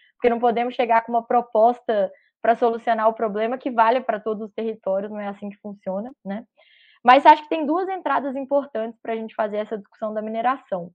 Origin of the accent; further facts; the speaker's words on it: Minas Gerais, Brazil; Eu venho de estado muito marcado pela mineração, pela monocultura